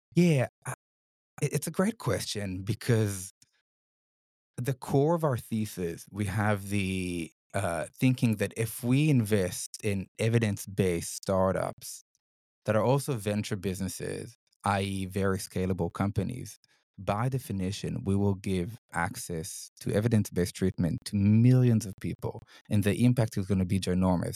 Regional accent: Israel; moved away as an adult; now in Sydney, Australia; I'm originally from Israel. I grew up in Israel

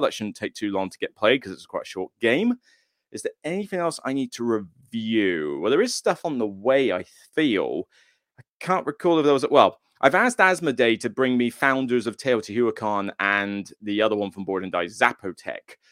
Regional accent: Taunton, South West England, United Kingdom; moved away; where I'm from hometown-wise

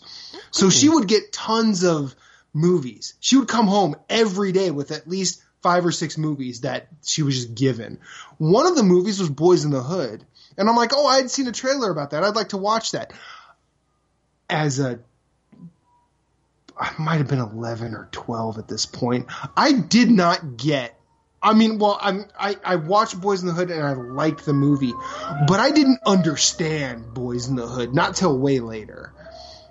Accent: Iowa, United States; I grew up in Iowa.

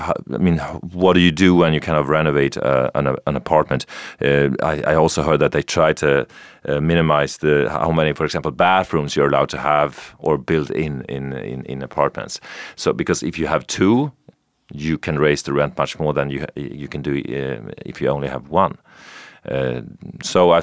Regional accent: Sweden; moved away as an adult; also born or lived in New York; now in Berlin, Germany; I'm a Swede

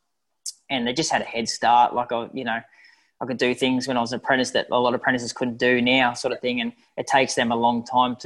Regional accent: Canberra, Australian Capital Territory, Australia; also born or lived in Sydney, Australia; now in Brisbane, Australia; I'm from Canberra originally, but I was in Sydney for a long time.

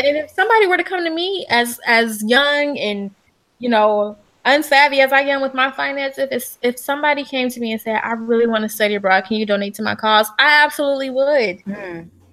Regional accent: Detroit, Michigan, United States; growing up in Detroit

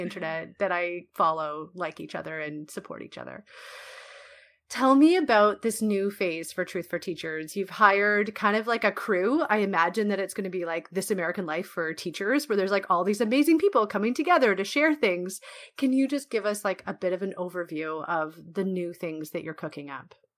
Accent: Canada; I feel like I own a piece of it as a Canadian

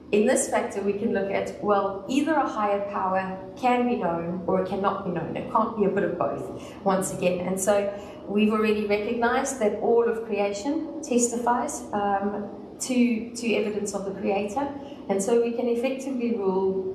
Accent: South Africa; Since I'm from the South

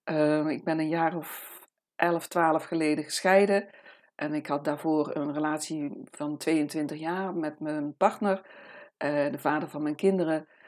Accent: Amsterdam, North Holland, Netherlands; ik kom uit Amsterdam. En ik ben hier nu in de prachtige omgeving in Haarlem, op een eh, volkstuinencomplex.

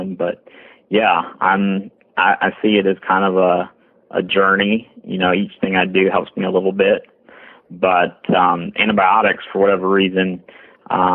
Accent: South Carolina, United States; growing up in the South in the middle of the woods

